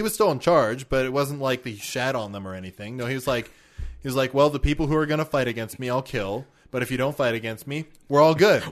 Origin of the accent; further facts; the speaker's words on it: Canada; we're Canadian